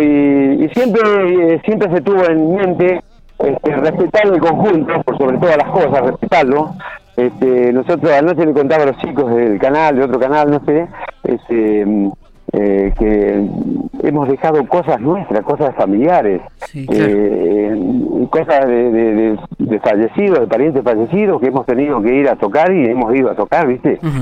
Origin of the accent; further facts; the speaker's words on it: General Pico, La Pampa, Argentina; somos pampeanos de General Pico